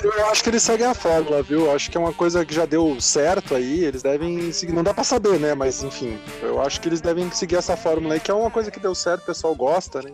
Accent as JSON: {"language": "Portuguese", "town": "Porto Alegre", "region": "Rio Grande do Sul", "country": "Brazil", "moved": "as an adult", "lives_now": "São Paulo, Brazil", "said": "eu sou gaúcho de Porto Alegre, me mudei para São Paulo em 2005"}